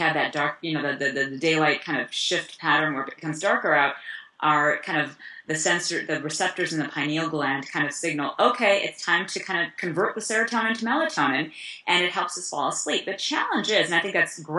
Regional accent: Chicago, Illinois, United States; also born or lived in East Africa; I grew up in Chicago

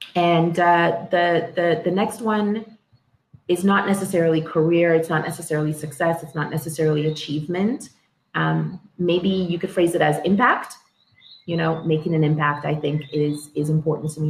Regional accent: Toronto, Ontario, Canada; also born or lived in Dominica / Scarborough, Toronto; I grew up in Toronto in uh, Etobicoke, um, the west end of Toronto

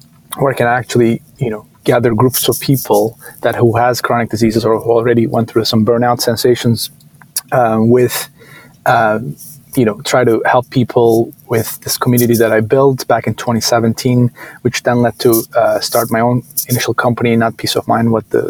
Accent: Istanbul, Turkey; moved away as an adult; now in United States; I grew up in Istanbul, originally from Turkey, and came here to US for college

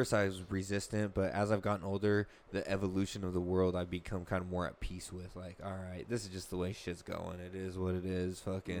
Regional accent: Lodi, California, United States; I was born and raised out here in Lodi

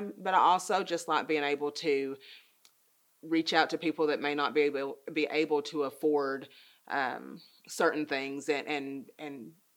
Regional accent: United States; also born or lived in Nashville, Tennessee; I was born in Nashville, but I've been here my entire life.

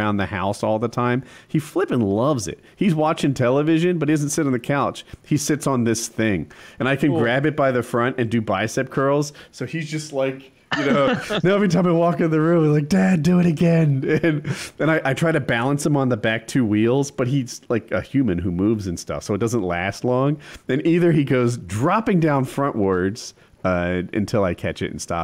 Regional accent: New Jersey, United States; now in North Carolina, United States; we're in North Carolina, but we're from Jersey.

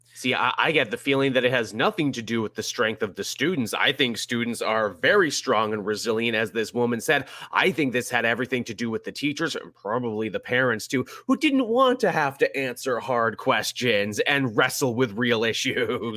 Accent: Canada; me as a Canadian

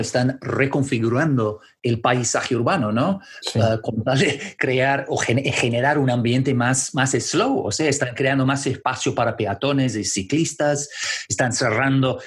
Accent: Canada; Spanish is a second language; now in London, United Kingdom; Como canadiense, la verdad que sigo canadiense? siendo canadiense, siempre seré canadiense

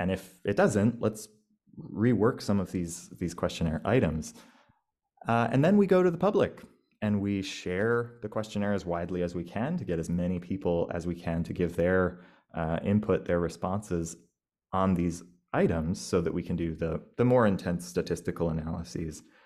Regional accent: United States; moved away as an adult; now in Australia; I'm an American

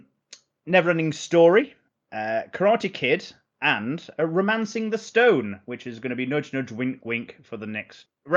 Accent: Sheffield, Yorkshire and the Humber, United Kingdom; well, we're from Sheffield, so...

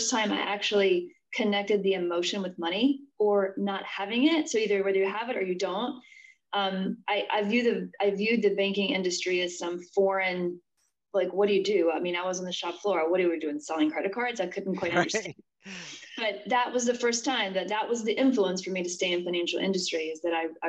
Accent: West Virginia, United States; I am originally from West Virginia. I grew up in the mountains of West Virginia.

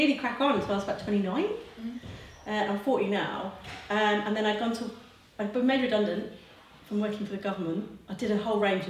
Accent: near Grantham, Lincolnshire, East Midlands, United Kingdom; now in Margate, United Kingdom; I'm from Lincolnshire, I'm from near Grantham

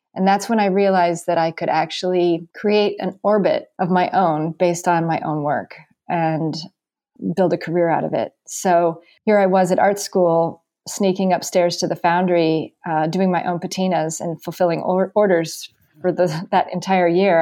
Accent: Carmel, California, United States; moved away as an adult; also born or lived in New York City; now in Greenwich, Connecticut, United States; my hometown of Carmel

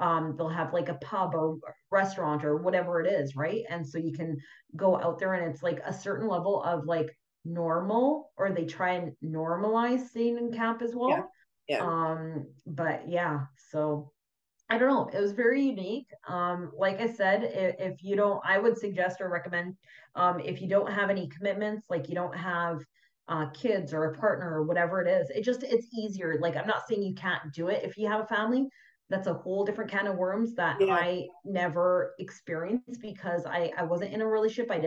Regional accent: Vancouver, British Columbia, Canada; also born or lived in Fort McMurray; I've born and raised in Vancouver all my life, and then I spent some time on the island

